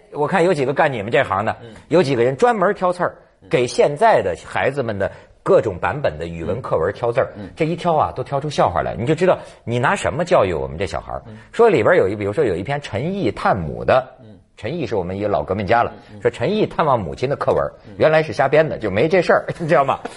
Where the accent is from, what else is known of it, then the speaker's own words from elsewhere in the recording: Shandong, China; moved away; 山东是我老家呀，孔孟之乡啊